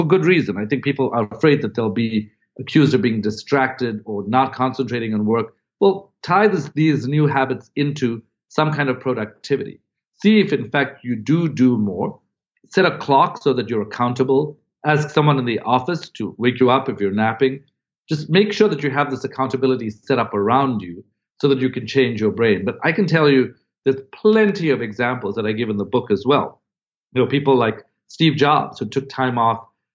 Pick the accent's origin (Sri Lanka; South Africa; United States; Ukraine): South Africa; moved away as an adult; I'd come from another country. I'm from South Africa originally. I came to Harvard